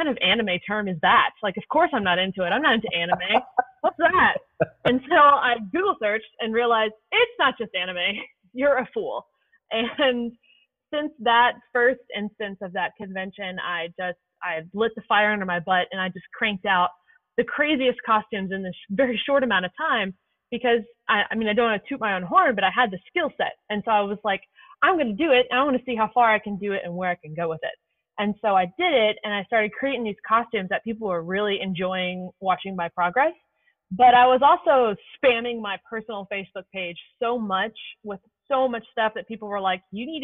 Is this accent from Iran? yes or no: no; Louisville, Kentucky, United States; I'm from Louisville, Kentucky